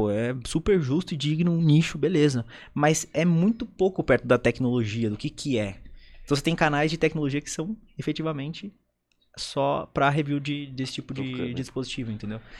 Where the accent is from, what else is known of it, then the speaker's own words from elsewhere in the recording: South Region, Brazil; eu sou do Sul